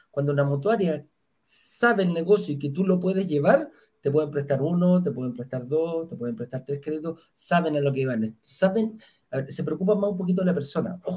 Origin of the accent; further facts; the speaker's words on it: Chile; Ayer pagué la, la como buen chileno, uy, no se olviden de pagar el permiso de circulación, chiquillos.